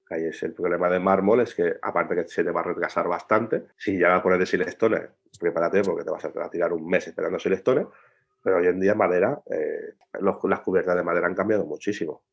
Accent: Spain; los españoles odiamos la junta

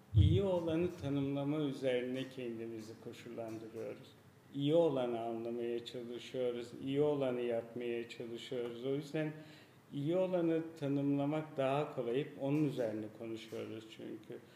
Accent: Gölbaşı, Turkey; also born or lived in Gaziantep / Izmir / Frankfurt; now in Istanbul, Turkey; Birisi doğduğum yer Gölbaşı.

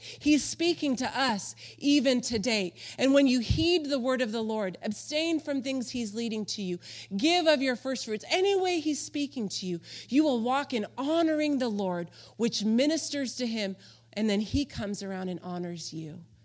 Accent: Palm Springs, California, United States; I grew up in Palm Springs, California, out in the desert

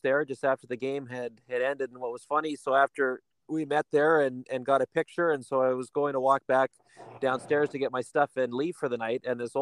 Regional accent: Campbell River, British Columbia, Canada; A fellow BC guy as well. I grew up on the island

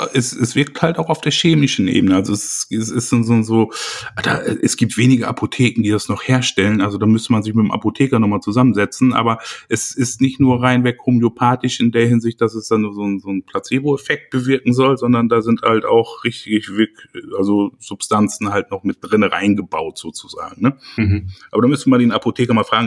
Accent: Germany; bei uns in Deutschland

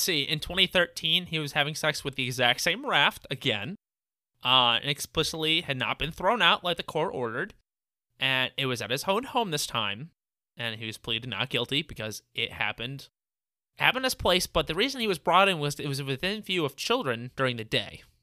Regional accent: Midwest, United States; We're also all from the Midwest area

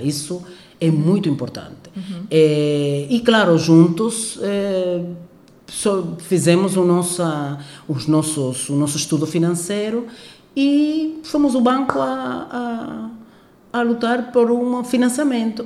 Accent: Cuba; Portuguese is a second language; moved away as an adult; also born or lived in Ukraine / Havana, Cuba; now in Angola; eu sou cubana, eu nasci em Cuba uhum. é, e também sou angolana.

